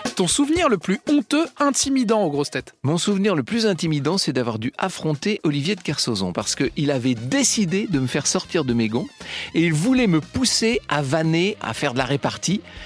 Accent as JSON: {"language": "French", "area": "Poitou", "region": "Nouvelle-Aquitaine", "country": "France", "said": "je viens du Poitou"}